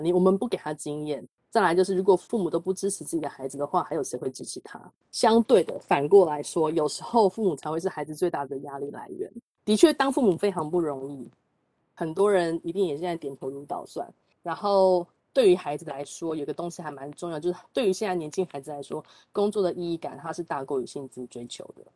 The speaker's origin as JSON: {"language": "Chinese", "area": "Shulin", "region": "New Taipei", "country": "Taiwan", "tie": "born or raised there", "said": "我是在树林的小乡下长大的，我到国中的时候有这个机会可以到台北念书"}